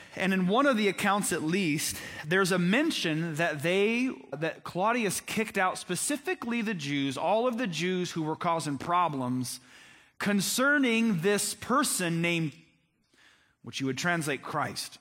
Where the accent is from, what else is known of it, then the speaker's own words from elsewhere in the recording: Crawfordsville, Indiana, United States; I grew up in Crawfordsville. You guys know that Crawfordsville is the Athens of Indiana